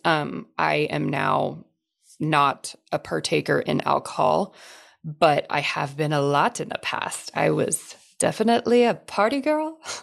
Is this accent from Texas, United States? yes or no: yes; Texas, United States; I grew up in Texas, still live in Texas